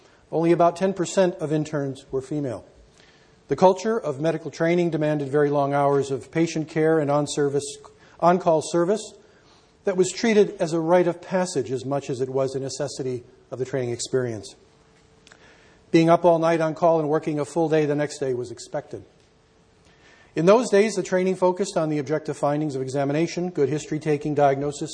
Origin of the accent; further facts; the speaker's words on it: Canada; I'm a Canadian